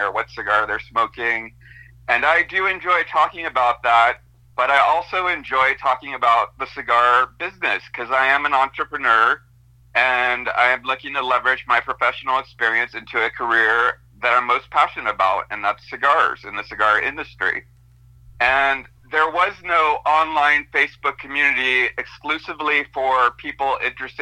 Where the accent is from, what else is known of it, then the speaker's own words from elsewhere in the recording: Monterey, California, United States; also born or lived in Stockton, California; I ended up living with my dad and his new wife, who had a daughter, and I also had a brother who's 4 years older than me. And we were living in Monterey.